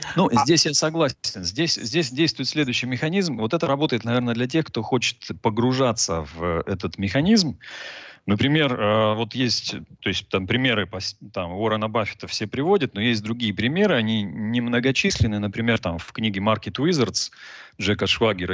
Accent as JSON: {"language": "Russian", "town": "Novosibirsk", "region": "Novosibirsk Oblast", "country": "Russia", "moved": "yes", "lives_now": "Cyprus", "said": "я изначально из Новосибирска, живу на Кипре сейчас"}